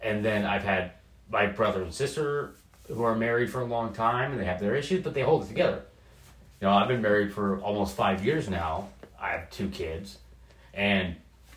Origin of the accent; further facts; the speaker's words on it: Portland, Oregon, United States; moving to the Pacific Northwest and growing up in Portland my whole life